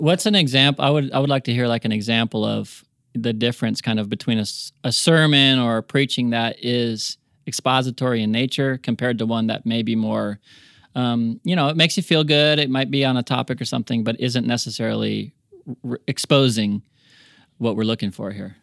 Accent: United States; accent: American; also born or lived in New Zealand; my American accent

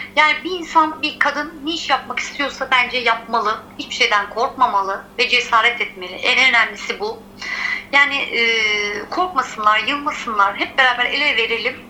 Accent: Izmir, Turkey; also born or lived in Giresun (ancestry); doğma büyüme İzmirliyim

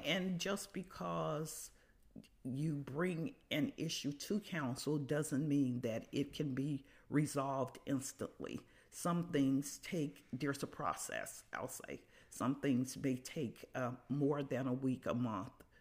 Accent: Birmingham, Alabama, United States; moved away as an adult; now in Carbondale, United States; I'm originally from Birmingham, Alabama. I grew up there, went to school there, uh, came to Carbondale in nineteen seventy-one

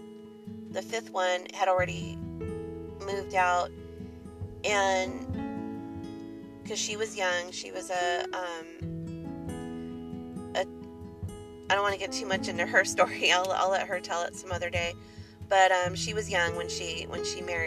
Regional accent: Southern California, United States; I was raised in Southern California

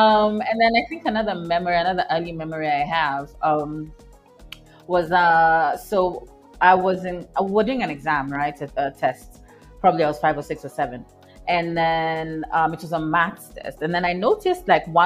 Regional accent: Kenya; I was born and raised in Kenya

